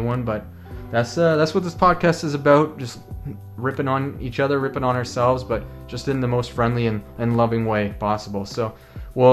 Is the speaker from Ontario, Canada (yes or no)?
yes; Parkhill, Ontario, Canada; moved away as an adult; also born or lived in London, Ontario; now in Gulf Islands, Canada; I'm originally from Park Hill, Ontario